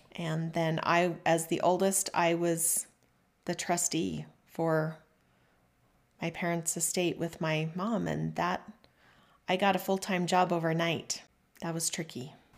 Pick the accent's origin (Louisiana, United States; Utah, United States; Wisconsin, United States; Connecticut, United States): Utah, United States; Mapleton; also born or lived in Salt Lake County, Utah; I was born and raised in Mapleton, Utah